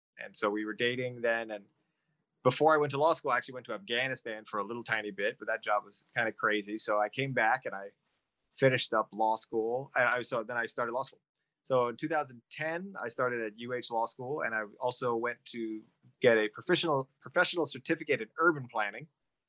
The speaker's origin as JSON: {"language": "English", "town": "Honolulu", "region": "Hawaii", "country": "United States", "tie": "born or raised there", "also_born_or_lived": "Washington, D.C. / Cairo, Egypt / Iraq", "said": "I was born and raised in Honolulu, Hawaii, living with my dad … And I went to Punahou, graduated in 2002."}